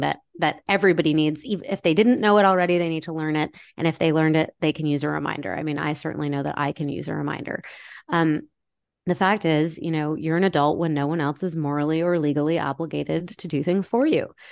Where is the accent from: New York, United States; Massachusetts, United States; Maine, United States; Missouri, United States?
Maine, United States; I grew up in Maine